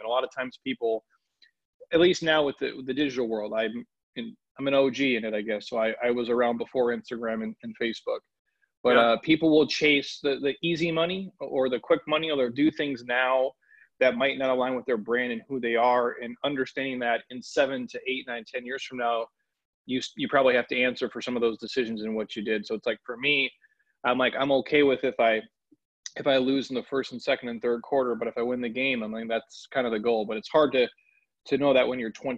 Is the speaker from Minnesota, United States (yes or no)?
yes; Minneapolis, Minnesota, United States; I grew up in the Midwest. I'm from Minneapolis